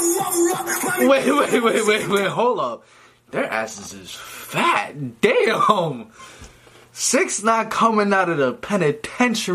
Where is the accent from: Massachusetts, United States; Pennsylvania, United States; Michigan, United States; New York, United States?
New York, United States; I'm from New York